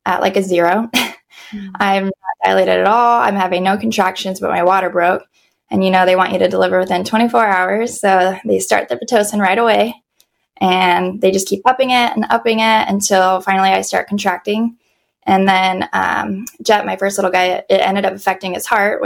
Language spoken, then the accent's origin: English; Las Vegas, Nevada, United States; now in San Diego, United States; I was originally born and raised in Vegas